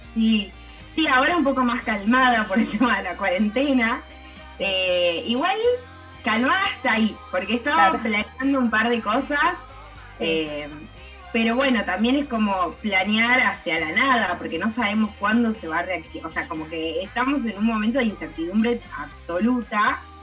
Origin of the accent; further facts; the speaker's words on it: Tucumán, Argentina; moved away; also born or lived in United States; yo soy de Tucumán